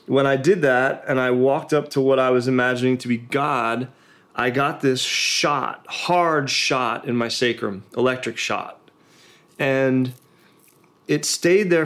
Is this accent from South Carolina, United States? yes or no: no; Pennsylvania, United States; moved away; I grew up in Pennsylvania, and kind of old school family values